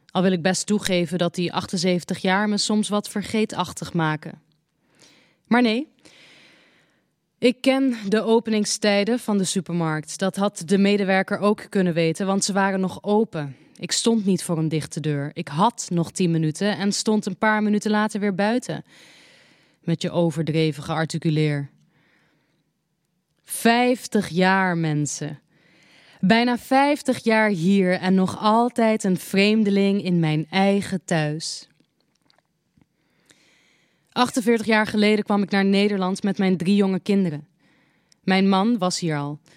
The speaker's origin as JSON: {"language": "Dutch", "country": "Morocco", "tie": "born or raised there", "said": "We leerden elkaar kennen in Marokko, waar ik geboren ben. Het was in de tijd dat Frankrijk het voor het zeggen had."}